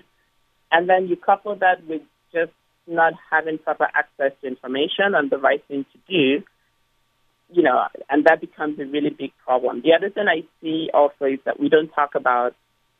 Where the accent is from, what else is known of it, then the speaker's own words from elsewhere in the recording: Nigeria; When I was young growing up in Nigeria